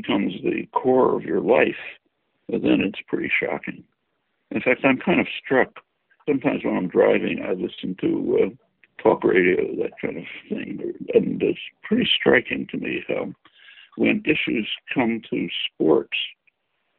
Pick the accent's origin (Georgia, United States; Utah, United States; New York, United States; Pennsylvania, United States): Pennsylvania, United States; Philadelphia; I grew up in Philly